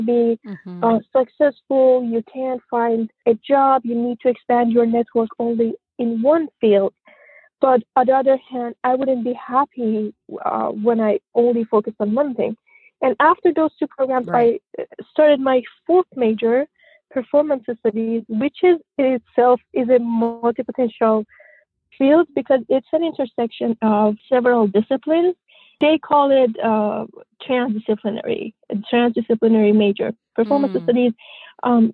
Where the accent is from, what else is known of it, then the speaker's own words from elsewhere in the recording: Iran; moved away as an adult; now in United States; I grew up in Iran until the age of 25